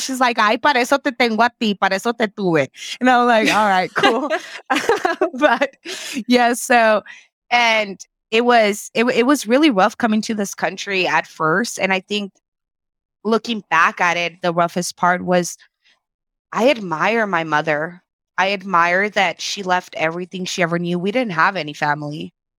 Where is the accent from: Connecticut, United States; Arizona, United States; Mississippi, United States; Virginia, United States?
Arizona, United States; born or raised there; first language Spanish; English is a second language; also born or lived in Culiacán, Sinaloa, Mexico